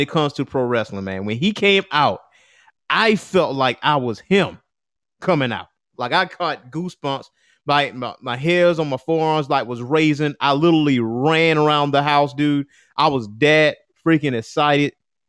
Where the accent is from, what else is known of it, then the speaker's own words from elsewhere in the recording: Chicago, Illinois, United States; I'm from Chicago. I'm Chicago's own, you know?